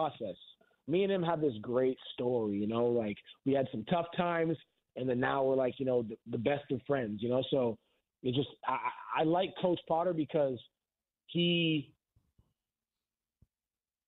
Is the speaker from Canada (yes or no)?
yes; Canada; being a Canadian